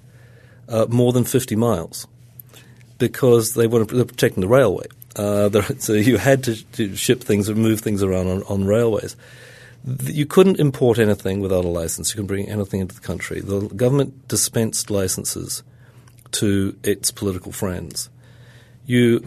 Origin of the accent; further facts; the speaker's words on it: Auckland, New Zealand; my hometown of Auckland